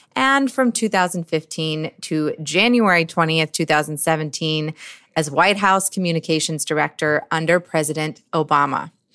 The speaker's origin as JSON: {"language": "English", "region": "Georgia", "country": "United States", "tie": "born or raised there", "said": "my home state of Georgia"}